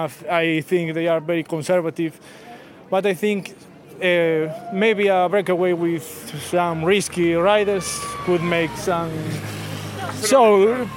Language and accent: English; Redondela, Galicia, Spain; English is a second language; I'm from Redondela, close my hometown.